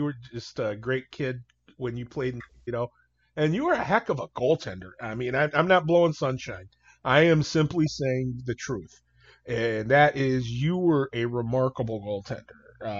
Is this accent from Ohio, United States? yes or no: yes; Toledo, Ohio, United States; I was a poor kid from North Toledo